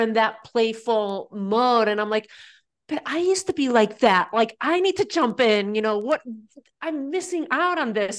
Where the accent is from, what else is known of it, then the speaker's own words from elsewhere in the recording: Spain; now in United States; growing up in Spain